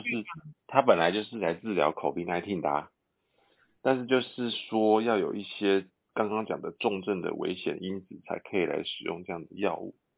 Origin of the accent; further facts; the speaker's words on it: Taiwan; 我们台湾人，也不是西班牙人